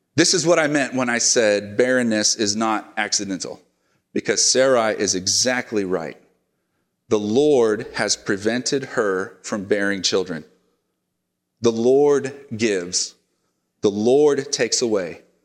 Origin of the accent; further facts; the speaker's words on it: Oklahoma, United States; now in Oregon, United States; my home state of Oklahoma